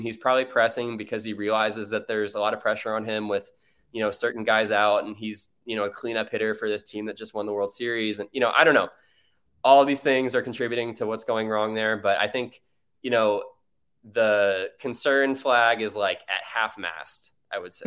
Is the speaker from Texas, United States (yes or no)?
yes; Austin, Texas, United States; moved away as an adult; now in Chicago, United States; I grew up in Austin, Texas.